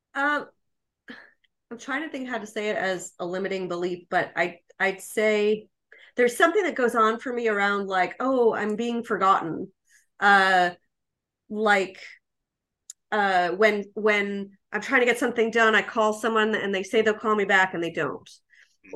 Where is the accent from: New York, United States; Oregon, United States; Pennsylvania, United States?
New York, United States; I'm a New Yorker.